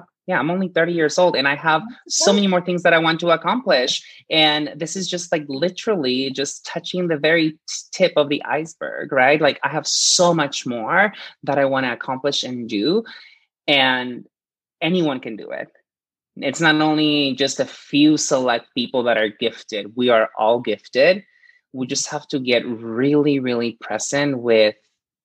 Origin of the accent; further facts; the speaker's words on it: Presidio, Texas, United States; also born or lived in Chihuahua, Mexico; I grew up in this really small border town called Presidio